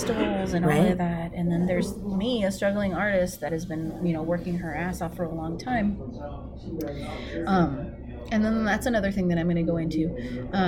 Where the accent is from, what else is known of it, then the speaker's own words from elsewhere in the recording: San Diego, California, United States; I'm from San Diego